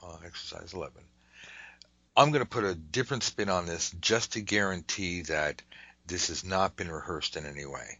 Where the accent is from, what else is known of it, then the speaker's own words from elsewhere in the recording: United States; I'm an American.